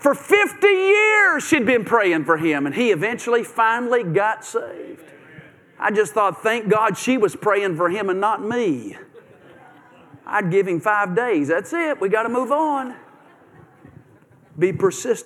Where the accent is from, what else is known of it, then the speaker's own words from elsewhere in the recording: Bowling Green, Kentucky, United States; moved away as an adult; also born or lived in Nashville, Tennessee / Memphis, Tennessee; We grew up in Bowling Green, Kentucky, and I graduated from Western Kentucky University there, Hilltopper.